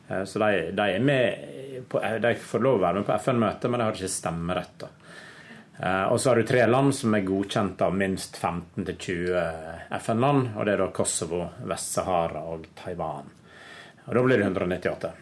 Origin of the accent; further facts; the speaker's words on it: Naustdal, Vestland, Norway; now in Oslo, Norway; Jeg kommer fra Naustdal, en liten bygd på Vestlandet. Eh, der har jeg vokst opp med tre brødre og tre søstre.